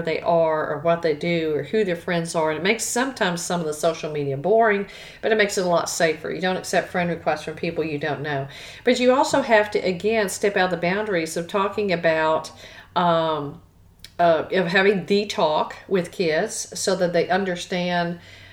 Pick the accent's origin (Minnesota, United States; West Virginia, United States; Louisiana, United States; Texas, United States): Texas, United States; Houston; growing up in Texas, I grew up in Houston